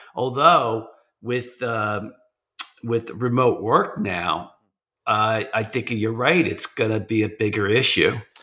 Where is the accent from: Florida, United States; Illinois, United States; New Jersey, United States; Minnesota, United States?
New Jersey, United States; I'm from New Jersey. I'm in New Jersey.